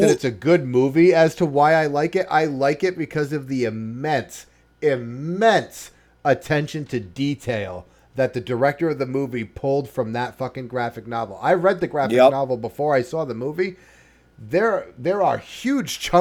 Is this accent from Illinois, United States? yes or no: no; Boston, Massachusetts, United States; I'm from the Boston area.